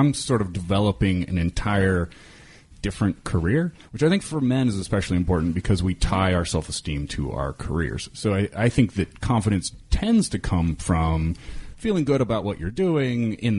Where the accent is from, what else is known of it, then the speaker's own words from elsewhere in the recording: Kansas, United States; Yeah, I'm from Kansas, so we'll probably have the same accent.